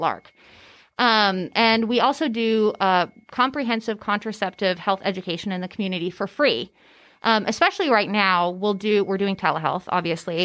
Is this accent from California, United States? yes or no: yes; California, United States; moved away as an adult; now in Tennessee, United States; I'm actually from California. I grew up in California.